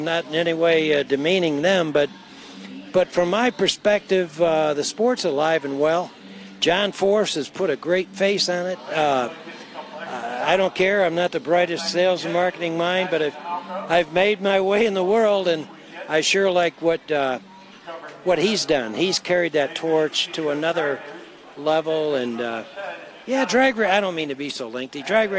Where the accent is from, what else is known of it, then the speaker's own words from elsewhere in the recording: Owego, New York, United States; it all started for me in my hometown of Owego, New York